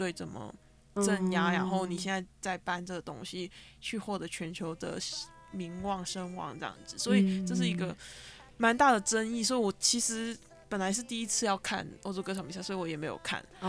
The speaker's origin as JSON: {"language": "Chinese", "country": "Macau", "tie": "born or raised there", "also_born_or_lived": "Netherlands", "moved": "as an adult", "lives_now": "Taiwan", "said": "我是在澳门出生长大的，然后入大学的时候入籍台湾，所以你可以当我是一个台湾人。嗯，然后在呃大学的时候在台湾。"}